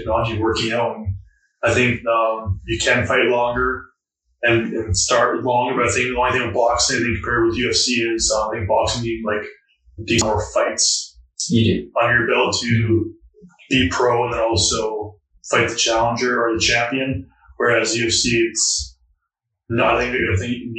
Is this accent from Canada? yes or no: yes; Canada; I'm a Canadian whose second sport is hockey